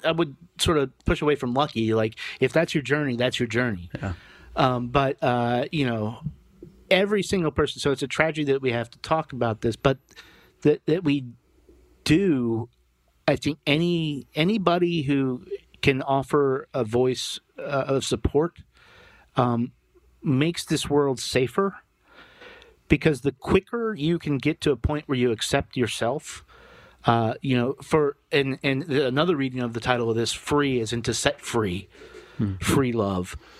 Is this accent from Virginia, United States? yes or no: yes; Lynchburg, Virginia, United States; that guy's in my hometown